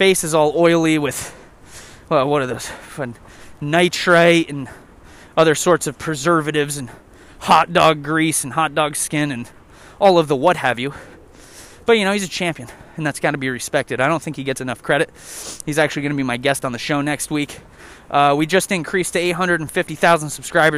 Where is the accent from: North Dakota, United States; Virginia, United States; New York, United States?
New York, United States; I'm from New York